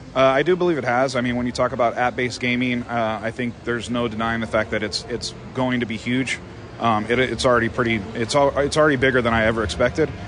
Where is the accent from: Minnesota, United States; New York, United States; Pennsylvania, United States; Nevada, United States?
Nevada, United States; Las Vegas; born and raised in Vegas